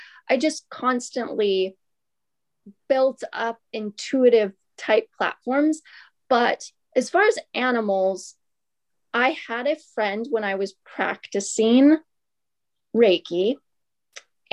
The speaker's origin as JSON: {"language": "English", "town": "Ventura", "region": "California", "country": "United States", "said": "I'm from Ventura and most of my life here"}